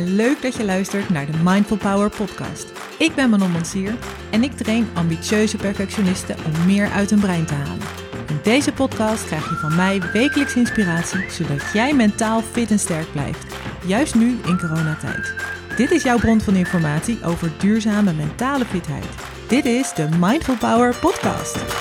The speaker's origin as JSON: {"language": "Dutch", "town": "Zwijndrecht", "region": "South Holland", "country": "Netherlands", "tie": "born or raised there", "also_born_or_lived": "Vlaardingen / Utrecht / Zeist / Delft", "moved": "as an adult", "lives_now": "Delfgauw, Netherlands", "said": "geboren in Vlaardingen, opgegroeid in Zwijnrecht"}